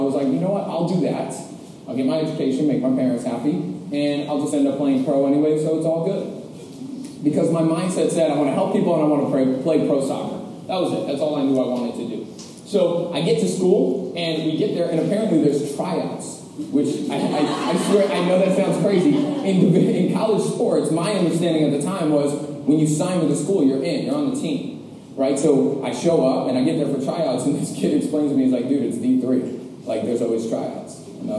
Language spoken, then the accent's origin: English; Westchester, New York, United States; now in New York City, United States; I grew up in Westchester, New York, and I grew up under the two greatest parents on the entire planet